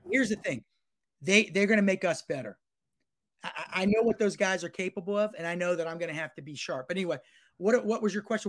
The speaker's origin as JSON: {"language": "English", "town": "Gainesville", "region": "Florida", "country": "United States", "tie": "born or raised there", "also_born_or_lived": "Miami, Florida", "moved": "yes", "said": "I grew up in Gainesville. I mean, I'm from Miami, but really grew up in Gainesville."}